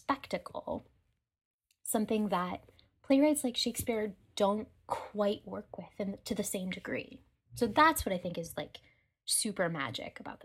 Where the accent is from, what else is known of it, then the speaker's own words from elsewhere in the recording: Pittsburgh, Pennsylvania, United States; I'm from Pittsburgh